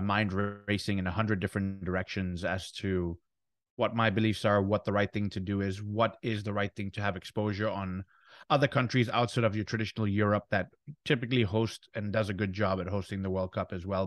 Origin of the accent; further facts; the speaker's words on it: Ghana; our home nation, Ghana